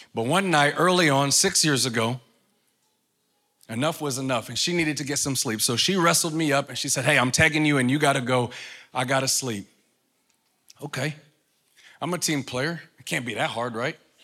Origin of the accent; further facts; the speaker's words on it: New York, United States; moved away; I'm from New York. So where I come from, we don't talk like